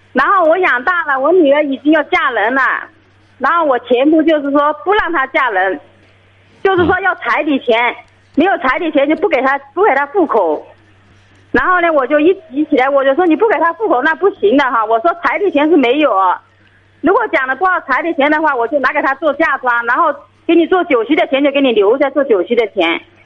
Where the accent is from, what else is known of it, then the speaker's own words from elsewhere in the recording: Jinan, Shandong, China; 我是山东济南的